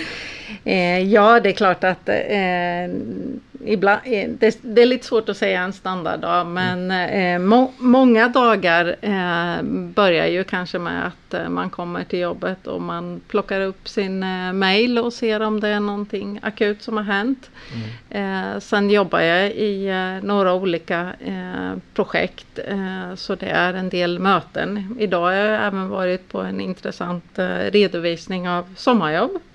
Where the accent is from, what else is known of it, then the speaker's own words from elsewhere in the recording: Mjölby, Östergötland, Sweden; accent: Östgöta dialect; Jag kommer ifrån Östergötland. Jag är uppvuxen i Mjölby där mm. vi bor